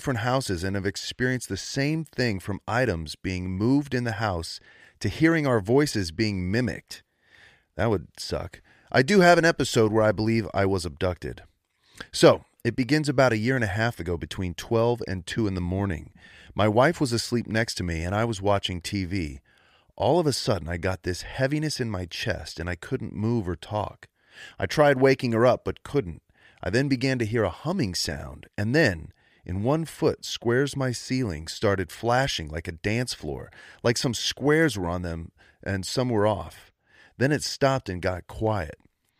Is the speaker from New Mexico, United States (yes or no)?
yes; Roswell, New Mexico, United States; now in Georgia, United States; I was born and raised in Roswell, New Mexico.